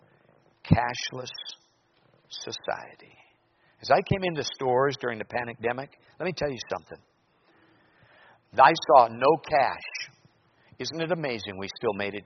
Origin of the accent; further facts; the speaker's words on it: Minnesota, United States; now in Anchorage, United States; my grocery store in my hometown in Minnesota